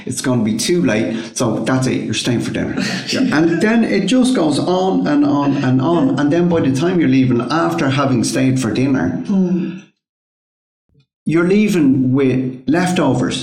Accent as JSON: {"language": "English", "country": "Ireland", "said": "I'm Irish"}